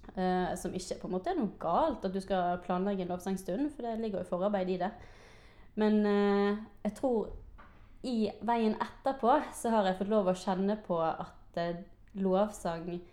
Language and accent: Norwegian; Bergen, Vestland, Norway; jeg har vokst opp i KF Bergen